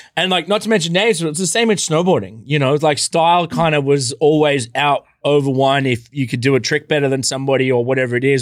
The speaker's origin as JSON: {"language": "English", "country": "Australia", "tie": "born or raised there", "said": "where I grew up in Australia"}